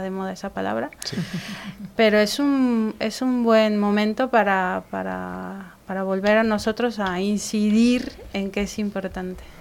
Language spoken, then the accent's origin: Spanish; Mexico City, Mexico; now in Spain; yo soy de México